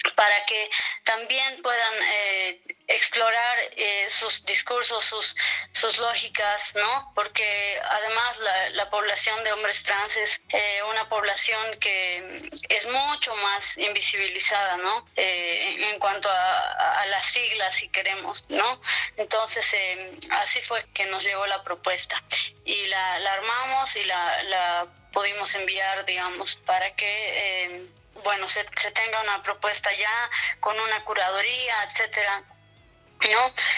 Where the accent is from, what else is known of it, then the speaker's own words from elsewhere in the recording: La Paz, Bolivia; soy de La Paz, vivo en La Paz.